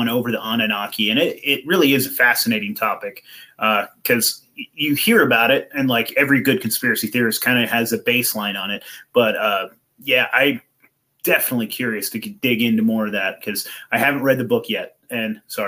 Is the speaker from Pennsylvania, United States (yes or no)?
no; Eureka, California, United States; now in Portland, United States; I'm a Cali boy too